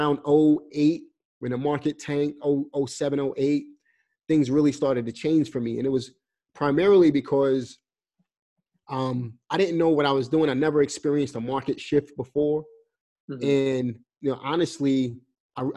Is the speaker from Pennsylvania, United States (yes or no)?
no; New York City, New York, United States; moved away as an adult; now in North Carolina, United States; I'm coming from New York